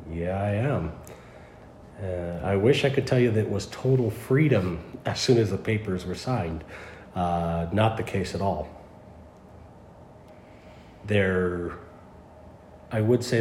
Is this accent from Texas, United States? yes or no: no; California, United States; California originally.